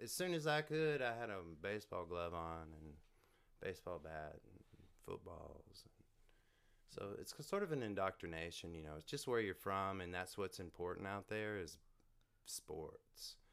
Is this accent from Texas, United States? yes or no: yes; Canton, Texas, United States; I'm from Canton. It's, uh, sixty miles east of Dallas on the way to Shreveport.